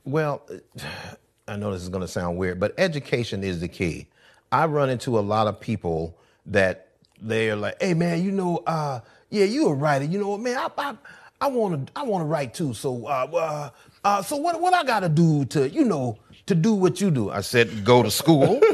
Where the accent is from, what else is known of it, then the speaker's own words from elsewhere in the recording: Columbus, Georgia, United States; moved away as an adult; also born or lived in Atlanta, Georgia; now in Los Angeles, United States; I was born in Atlanta, but I was raised in Columbus, Georgia